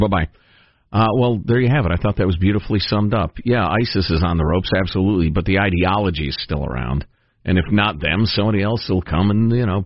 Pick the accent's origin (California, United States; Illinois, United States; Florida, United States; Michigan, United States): Illinois, United States; Chicago; moved away; everybody I grew up with in Chicagoland